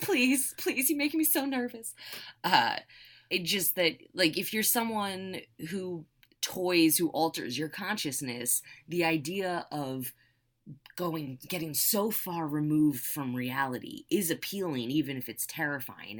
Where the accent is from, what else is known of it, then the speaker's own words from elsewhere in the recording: United States; also born or lived in California; as an American